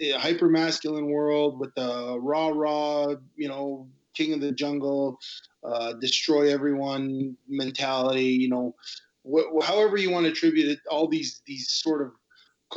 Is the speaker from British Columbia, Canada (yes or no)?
no; Montreal, Quebec, Canada; I grew up in Montreal and grew up in the time of referendum.